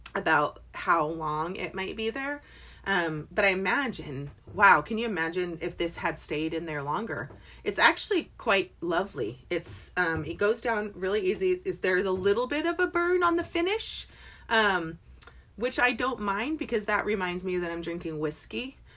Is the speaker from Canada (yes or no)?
no; England, United Kingdom; moved away; I was born in England.